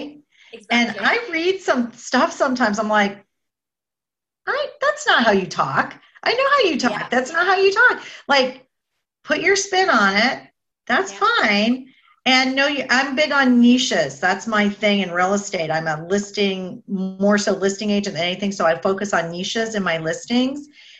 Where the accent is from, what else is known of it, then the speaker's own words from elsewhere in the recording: Boca Raton, Florida, United States; I'm from Boca Raton.